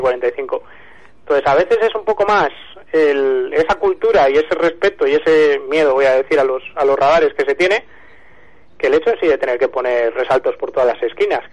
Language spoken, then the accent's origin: Spanish; Pontevedra, Galicia, Spain; moved away; en mi tierra, además, en Pontevedra